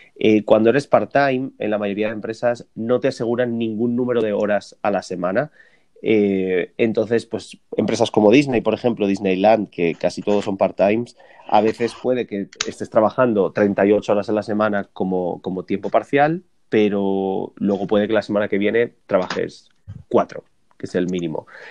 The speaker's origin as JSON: {"language": "Spanish", "country": "Spain", "also_born_or_lived": "New York, United States", "moved": "as an adult", "lives_now": "Los Angeles, United States", "said": "un español residente en Estados Unidos"}